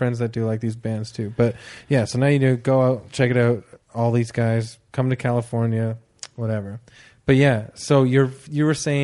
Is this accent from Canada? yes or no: yes; Toronto, Ontario, Canada; I'm from Toronto.